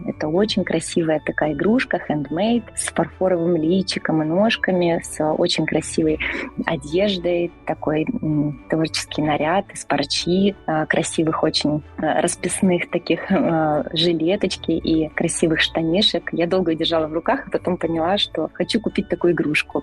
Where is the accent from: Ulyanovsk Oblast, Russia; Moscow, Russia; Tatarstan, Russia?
Moscow, Russia; я из Москвы